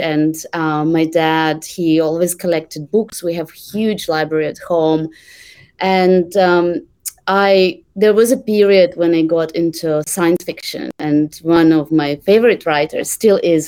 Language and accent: English; Russia; English is a second language; moved away as an adult; I started working for for a privately owned bank um, in in my hometown back in Russia